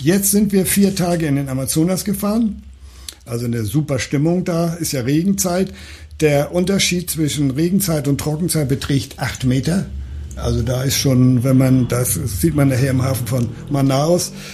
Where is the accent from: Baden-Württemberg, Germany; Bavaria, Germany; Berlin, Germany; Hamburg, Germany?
Hamburg, Germany; aus meiner Geburtsstadt